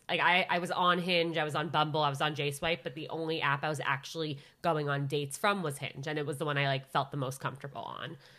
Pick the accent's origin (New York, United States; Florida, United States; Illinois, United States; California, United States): New York, United States; Westchester County; also born or lived in Syracuse; I'm from a suburb of New York, Westchester County.